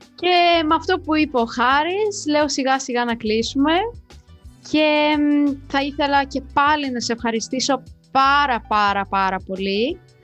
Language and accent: Greek; Moldova; now in Greece; είμαι από Μολδαβία και έχω μεγαλώσει με χιόνι